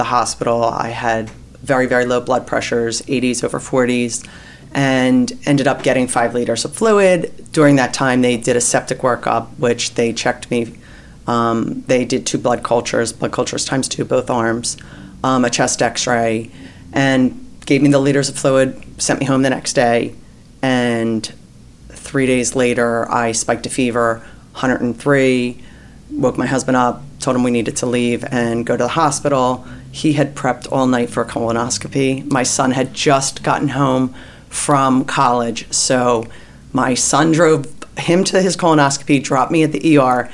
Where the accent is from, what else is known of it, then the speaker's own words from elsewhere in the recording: Narberth, Pennsylvania, United States; I'm from the Philadelphia area, Narberth, Pennsylvania